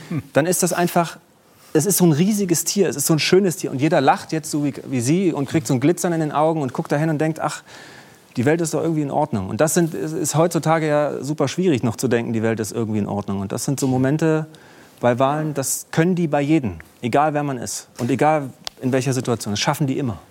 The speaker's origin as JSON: {"language": "German", "town": "Jena", "region": "Thuringia", "country": "Germany", "tie": "born or raised there", "said": "Jena gelaufen, meine Heimatstadt"}